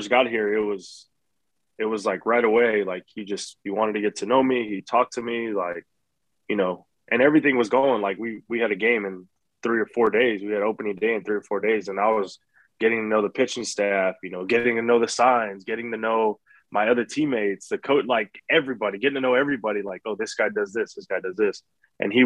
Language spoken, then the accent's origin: English; South Texas, United States; growing up in South Texas